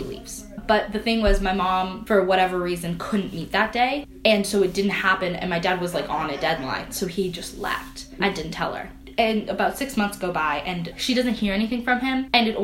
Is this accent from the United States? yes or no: no; Ethiopia; now in Canada; I'm from Ethiopia